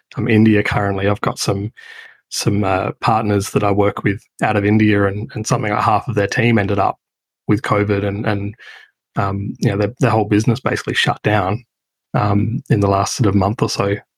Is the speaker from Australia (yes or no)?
yes; Adelaide, South Australia, Australia; moved away; I'm from Adelaide originally